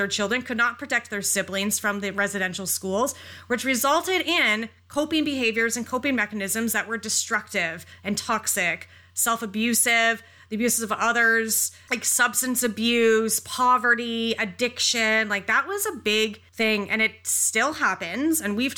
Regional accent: North Bay, Ontario, Canada; I grew up in North Bay so long ago

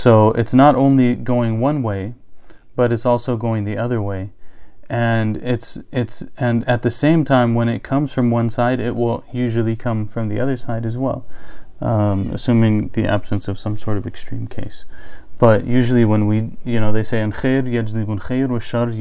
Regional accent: United States; we're American by culture

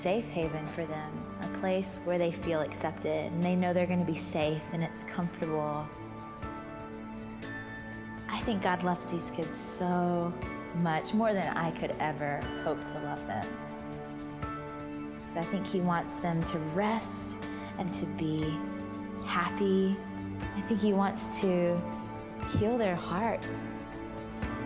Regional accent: Georgia, United States; I grew up in Georgia, mostly at my grandmother's house, because my mom and dad were divorced

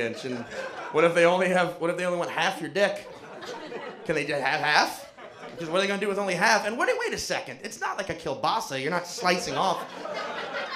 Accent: New Orleans, Louisiana, United States; I was born and raised in New Orleans, Louisiana.

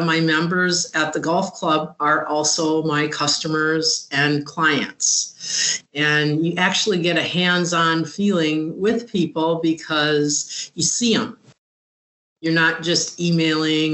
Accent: Upper Peninsula of Michigan, United States; moved away as an adult; also born or lived in Lakewood; I'm originally from the Upper Peninsula of Michigan

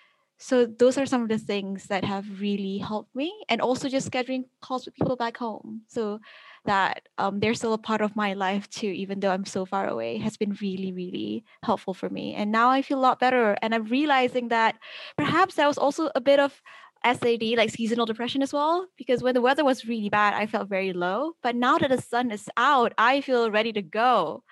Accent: Malaysia; moved away as an adult; now in Oxford, United Kingdom; I come from Malaysia where the weather is always sunny all the time.

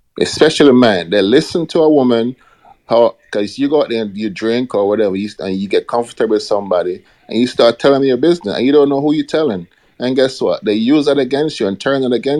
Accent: Jamaica; moved away; growing up in Jamaica

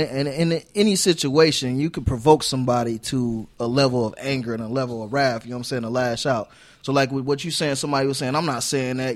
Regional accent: South Bend, Indiana, United States; moved away as an adult; also born or lived in Arizona; I'm from South Bend

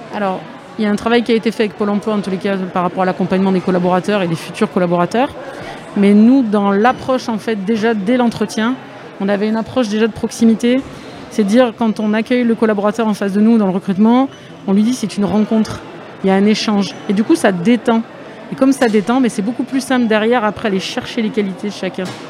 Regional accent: Aix-en-Provence, Provence-Alpes-Côte d'Azur, France; moved away; je suis du 13 à la base. Hein. Bon, je suis pas de Arles, mais je suis d'Aix-en-Provence

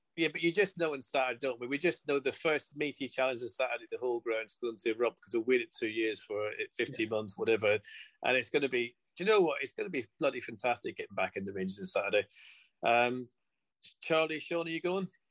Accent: Northern Irish, Northern Ireland, United Kingdom; I'm Northern Irish

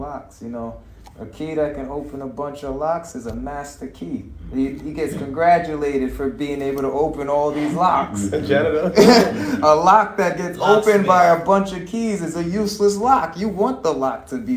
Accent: United States; I grew up in America

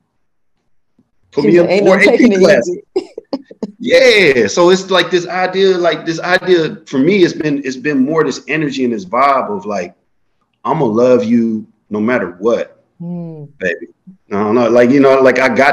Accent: Florida, United States; moved away as an adult; also born or lived in Chicago, Illinois / Vassar College, New York; I was born in Chicago, grew up in Florida

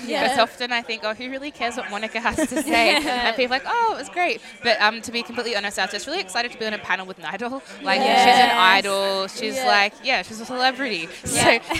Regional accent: Melbourne, Victoria, Australia; I was born in Australia, as I said on stage, from St Albans. I'm a Westie, born and bred. But my mother is Anglo-Celtic Australian and my father's Ghanaian. He came about 30 or so years ago.

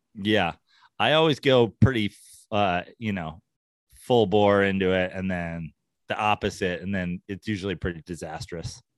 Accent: New York, United States; now in Los Angeles, United States; I'm a New Yorker originally

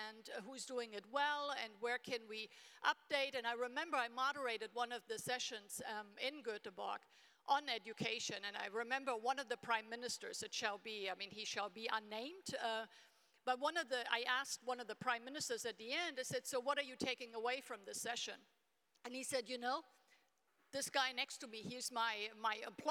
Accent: Germany; I grew up in Germany in a small town in the 1970s

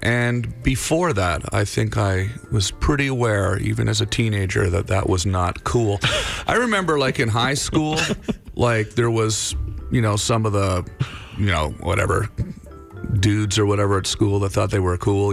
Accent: Canada; moved away as an adult; now in United States; I still feel Canadian, uh, for sure. You know, uh, obviously, I, uh, you know, spent spent my entire life in Canada till I was 28 years old

